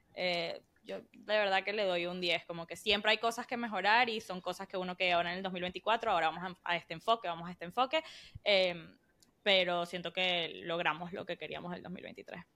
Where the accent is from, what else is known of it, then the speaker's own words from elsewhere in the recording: Weston, Florida, United States; moved away as an adult; desde que yo me fui de, de Weston a, a, la universidad